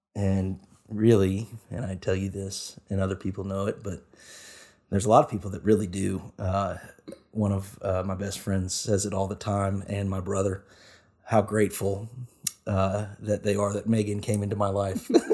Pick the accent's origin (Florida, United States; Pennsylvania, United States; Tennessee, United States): Tennessee, United States; Nashville; I grew up in Nashville, area, in the Nashville area as well